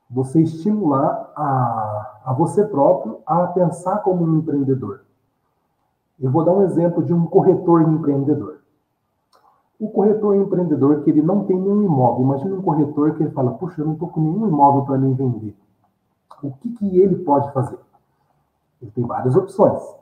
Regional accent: Mogi das Cruzes, São Paulo, Brazil; né, na nossa região, né, eu sou de Mogi das Cruzes, mas de outras regiões também de São Paulo

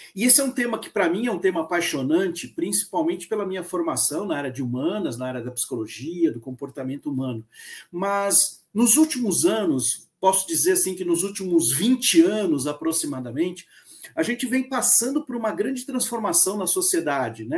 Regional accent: Santos, São Paulo, Brazil; Sou nascido na cidade de Santos, cresci aqui na cidade de Santos até o início da minha vida, do final da minha adolescência, início da minha vida profissional, quando eu me mudei para São Paulo, capital

